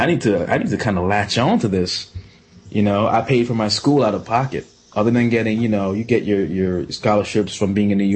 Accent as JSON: {"language": "English", "country": "Jamaica", "said": "I'm typical Jamaican."}